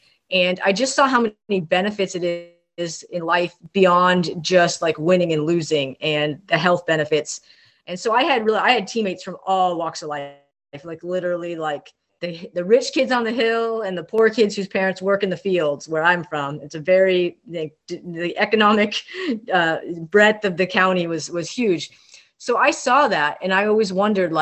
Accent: Ventura, California, United States; I grew up in Southern California, Ventura, California. Shout out to the 805

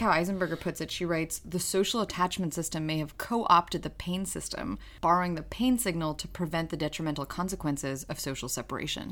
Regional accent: New York, United States; English is a second language; growing up in New York

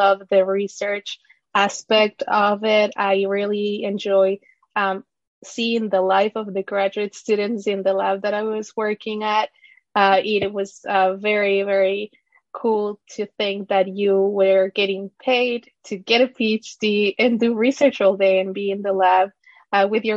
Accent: Ecuador; moved away as an adult; also born or lived in Florida, United States; now in United States; I was born and raised in Ecuador and moved to the U.S. with my family when I was 18 years old

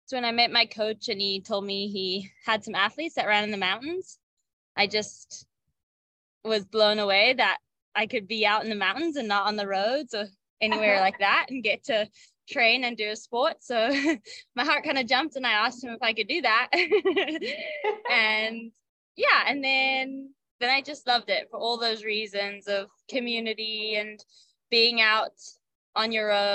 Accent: Zimbabwe; moved away; growing up in Zimbabwe, it was really cool. I grew up on a farm

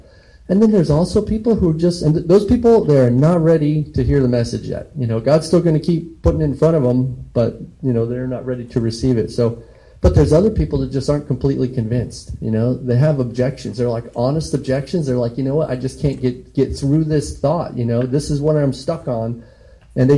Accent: Colorado, United States; moved away; And so I'm from Colorado, and there were a couple of times when I was like in middle school and high school where we thought, hey, we lived across the street from a cattle rancher

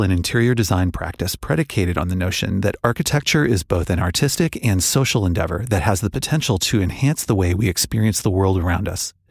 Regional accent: Los Angeles, California, United States; first language Russian; English is a second language; also born or lived in Odesa, Ukraine; I came here when I was three and a half years old. For all intents and purposes, I'm an LA native

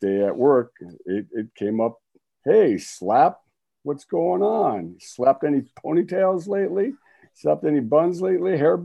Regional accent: Detroit, Michigan, United States; Me and my brother in Detroit, Michigan

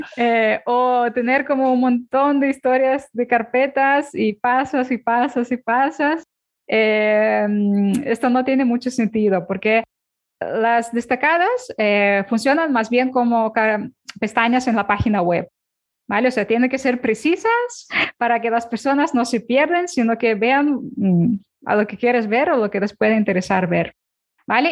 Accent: Ukraine; Spanish is a second language; now in Barcelona, Spain; cuando me mudé a España, yo soy de Ucrania.

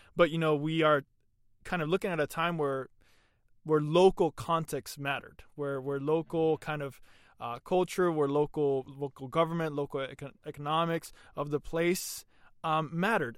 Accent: Honduras; moved away; in Honduras in the years that I lived over there

